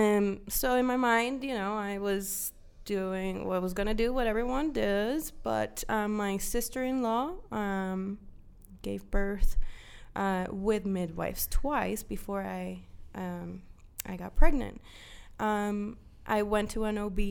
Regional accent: Dominican Republic; moved away; I grew up in the Dominican Republic

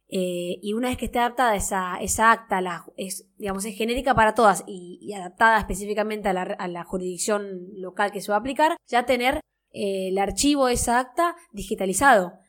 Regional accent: Misiones, Argentina; Yo soy de Misiones

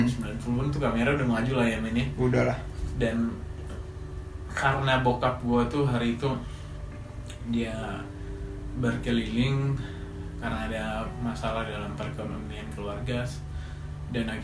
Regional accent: Wamena, Highland Papua, Indonesia; moved away as an adult; now in Jakarta, Indonesia; gue lahir dan dibesarkan di Papua di Wamena dan untuk lima tahun terakhir ini gue sedang merantau

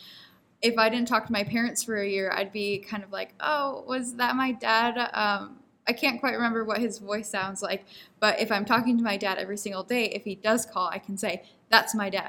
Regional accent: Minnesota, United States; Like I could say, oh, I'm from Minnesota, and like this is what I do there.

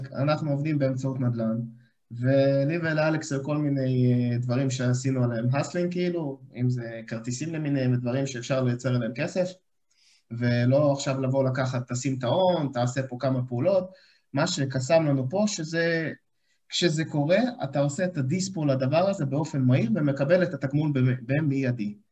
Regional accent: Ashdod, Southern District, Israel; אני גם מגיע מאשדוד, חברים טובים אה, מהבית

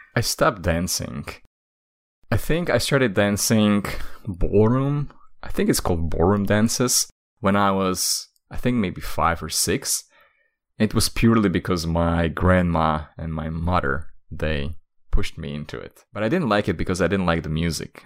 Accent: Slovakia; I'm from Slovakia, and in Slovakia

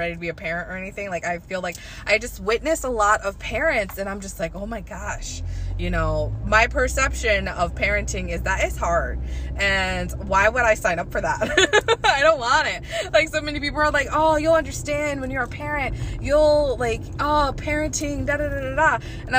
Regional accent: the South, United States; I'm from the South

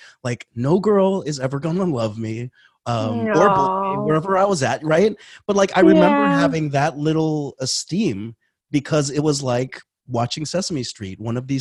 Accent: Florida, United States; I grew up in Florida

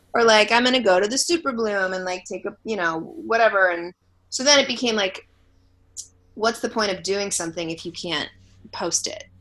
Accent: Los Angeles, California, United States; I'm from LA, born and raised

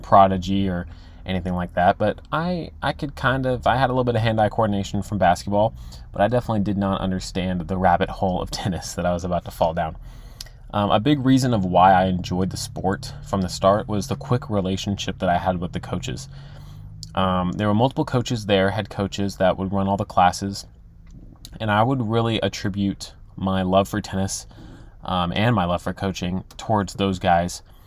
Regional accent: Texas, United States; I'm from Texas

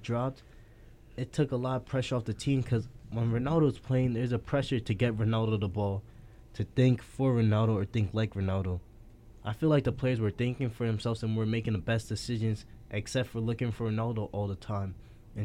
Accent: Jamaica; I'm Jamaican

